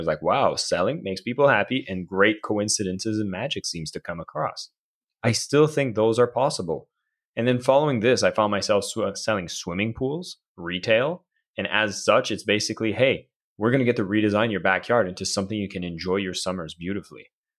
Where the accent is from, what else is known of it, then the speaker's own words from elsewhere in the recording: Canada; And I'm from Canada, so you know, everyone's kind of friendly, right?